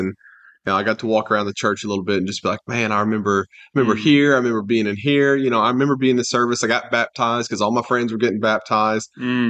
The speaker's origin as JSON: {"language": "English", "town": "Hardin", "region": "Kentucky", "country": "United States", "tie": "born or raised there", "said": "but really my main childhood I think of is when I grew up in Hardin, Kentucky."}